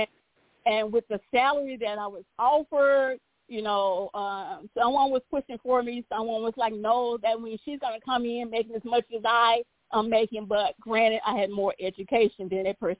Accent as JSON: {"language": "English", "town": "Crockett", "region": "Texas", "country": "United States", "tie": "born or raised there", "also_born_or_lived": "Beaumont, Texas", "said": "my hometown, which is Crockett, Texas"}